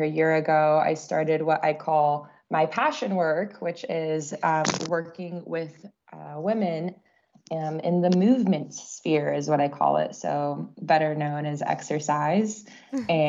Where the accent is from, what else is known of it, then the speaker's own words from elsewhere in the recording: Central Coast of California, United States; I was born and raised on the Central Coast of California